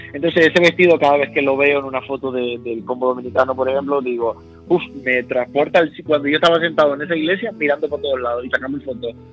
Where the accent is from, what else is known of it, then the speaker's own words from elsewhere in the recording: Las Palmas de Gran Canaria, Canary Islands, Spain; moved away; yo soy de Las Palmas de Gran Canaria. Ajá y nací en La Palmas de Gran Canaria hace ya 30 años